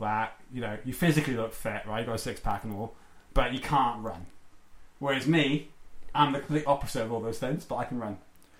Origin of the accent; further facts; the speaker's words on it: Wales, United Kingdom; now in New Zealand; I'm Welsh, right?